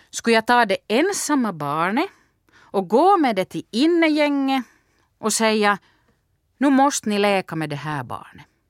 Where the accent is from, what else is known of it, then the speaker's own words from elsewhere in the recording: Turku, Southwest Finland, Finland; now in Vaasa, Finland; Jag är uppvuxen i Åbo och bor i Vasa.